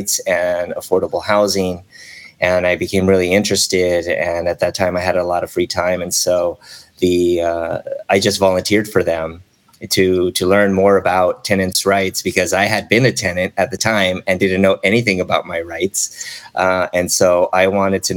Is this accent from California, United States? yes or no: yes; South Gate, California, United States; also born or lived in Chicago / Long Beach; I was pretty much born and raised here in Southern California. I was born in Chicago, but I was raised here since